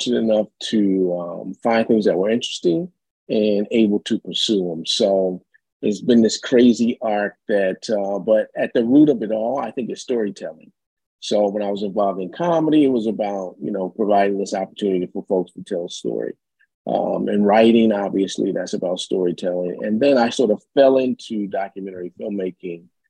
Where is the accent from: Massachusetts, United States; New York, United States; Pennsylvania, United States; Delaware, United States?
Delaware, United States; Wilmington; now in Chicago, United States; I'm from Wilmington, Delaware originally